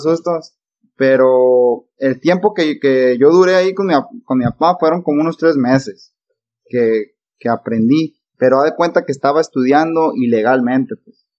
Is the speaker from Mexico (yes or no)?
yes; Nayarit, Mexico; also born or lived in Sinaloa; Me, considero de Sinaloa y de Nayarit. Ya que, pues, en Sinaloa fue donde nací y en Nayarit tengo casi 20 años viviendo. Tengo 24 años de edad.